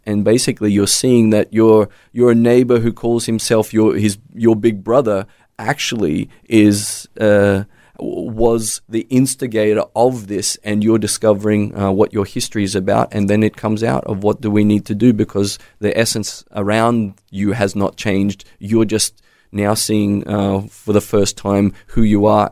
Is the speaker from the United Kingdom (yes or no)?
no; Australia; moved away; as an Aussie